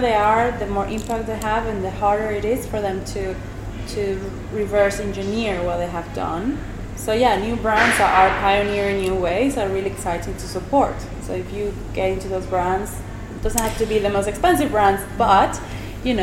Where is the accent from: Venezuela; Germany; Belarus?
Venezuela; moved away; I come from Venezuela